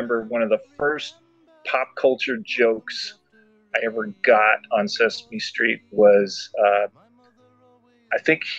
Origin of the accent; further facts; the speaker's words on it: Kansas, United States; Like, I grew up in Kansas in the 70s and the 80s, and like I said, it was already in a pretty conservative, very cloistered growing up.